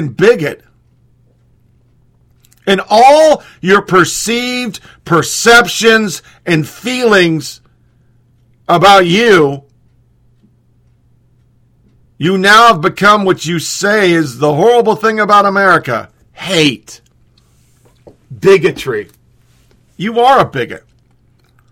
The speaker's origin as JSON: {"language": "English", "region": "Oregon", "country": "United States", "tie": "born or raised there", "said": "born and raised in Oregon"}